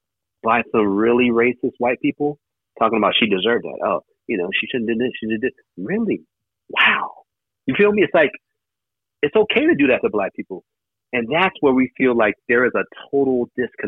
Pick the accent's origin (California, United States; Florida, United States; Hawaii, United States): Hawaii, United States; moved away as an adult; now in Los Angeles, United States; I didn't take that mentality when I came from Hawaii